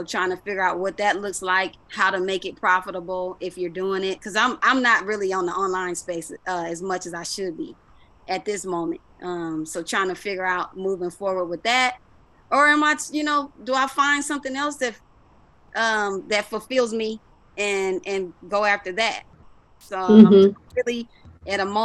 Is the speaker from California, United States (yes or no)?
yes; Los Angeles, California, United States; I grew up obviously in South Central, when it was called South Central LA.